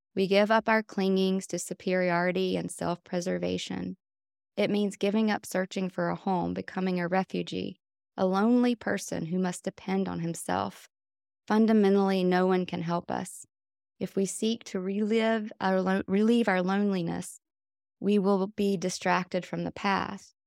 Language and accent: English; Wilkesboro, North Carolina, United States; now in Swannanoa, United States; I grew up on Wilkes-Barre, which is a couple hours away from here in North Carolina, and it's a very conservative, small town.